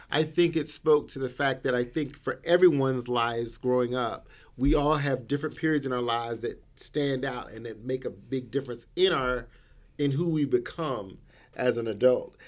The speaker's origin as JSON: {"language": "English", "region": "the South", "country": "United States", "tie": "born or raised there", "said": "I grew up in the South, so I understand what it is to be in those smaller towns"}